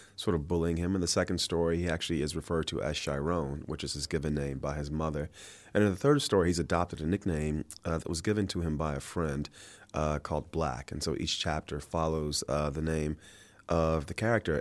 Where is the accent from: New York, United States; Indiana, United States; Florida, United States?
Florida, United States; Miami; Miami, Florida, which is where I'm from